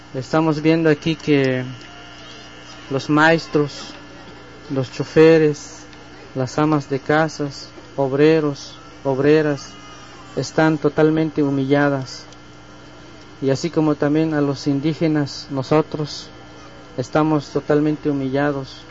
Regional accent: Chiapas, Mexico; Nosotros venimos de Chiapas

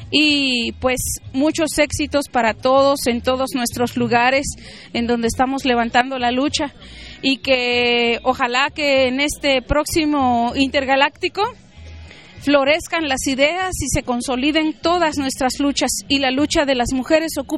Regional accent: San Cristóbal de las Casas, Chiapas, Mexico; De aquí de San Cristóbal. De San Cristóbal Las Casas

